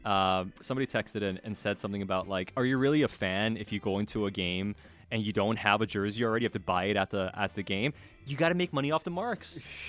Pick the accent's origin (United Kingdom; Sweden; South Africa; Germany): Sweden; moved away; I grew up in Sweden.